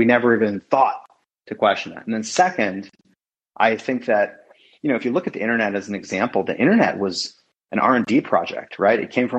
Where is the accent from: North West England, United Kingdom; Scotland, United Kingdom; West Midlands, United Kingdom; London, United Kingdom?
London, United Kingdom; born there; I was born in London.